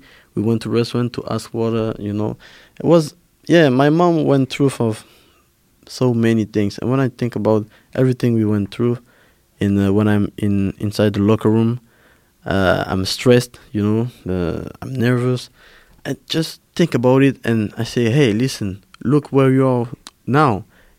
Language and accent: English; Paris, Île-de-France, France; English is a second language; also born or lived in Cameroon; I was born in Cameroon, and then my mom moved to Paris when I was 8, and then 1 hour later, my sister and I went to Paris to follow my mom